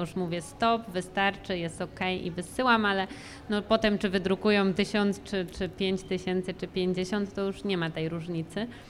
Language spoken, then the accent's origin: Polish; Łódź, Łódź Voivodeship, Poland; ja też jakby urodziłam się tutaj